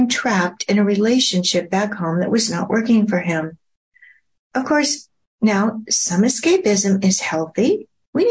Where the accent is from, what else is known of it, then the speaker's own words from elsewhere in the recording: Oregon, United States; now in Kingwood, United States; my home state of Oregon